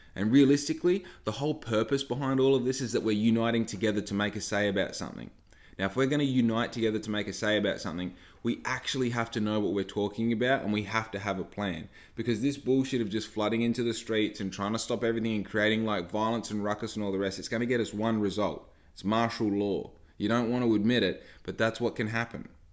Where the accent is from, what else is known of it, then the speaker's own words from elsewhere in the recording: Bunbury, Western Australia, Australia; also born or lived in Victoria; most of my life I was brought up in Bunbury